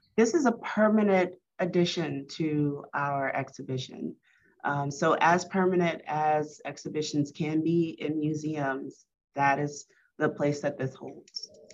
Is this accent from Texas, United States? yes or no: no; Baker, Louisiana, United States; I grew up in Baton Rouge. Uh, well, actually Baker, right out of Baton Rouge.